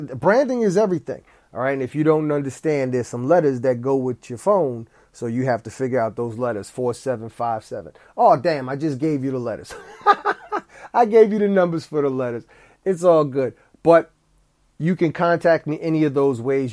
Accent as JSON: {"language": "English", "town": "East Orange", "region": "New Jersey", "country": "United States", "tie": "born or raised there", "said": "I went to grade school with Wyclef Jean. We, we went to Our Lady Helper Christian's school in East Orange, New Jersey"}